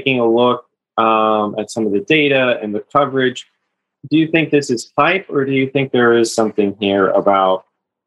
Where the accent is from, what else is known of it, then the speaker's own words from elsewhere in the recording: California, United States; my home state of California